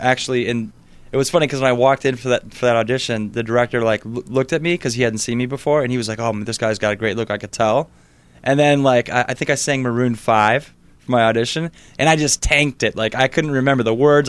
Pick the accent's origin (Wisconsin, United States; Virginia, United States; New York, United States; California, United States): Wisconsin, United States; Sheboygan; primarily Sheboygan was, was where I spent most of my time